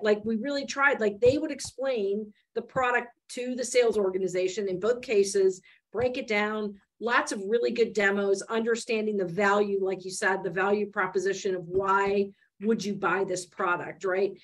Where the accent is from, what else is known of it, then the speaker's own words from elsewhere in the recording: Michigan, United States; I grew up in Michigan